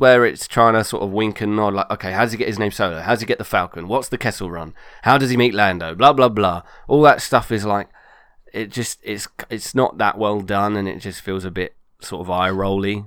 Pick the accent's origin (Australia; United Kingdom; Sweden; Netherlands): United Kingdom; I am British